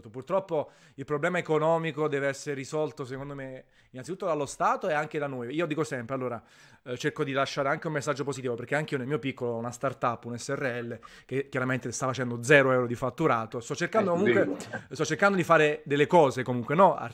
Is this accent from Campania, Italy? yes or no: yes; Naples, Campania, Italy; Tanto la conoscono i miei lettori, visto che sono napoletano, ogni tanto gli spiego, faccio lezioni di napoletano.